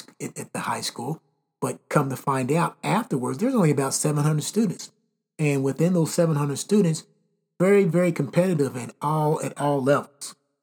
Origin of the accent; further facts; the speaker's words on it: Elizabethtown, Kentucky, United States; now in Indiana, United States; growing up in Elizabethtown, all sports, everything that we did was based on just getting out and having fun.